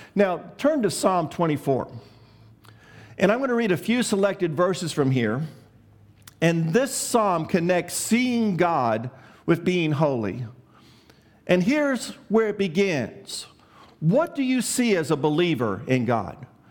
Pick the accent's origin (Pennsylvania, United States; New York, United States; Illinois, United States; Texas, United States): Illinois, United States; Chicago; I grew up in Chicago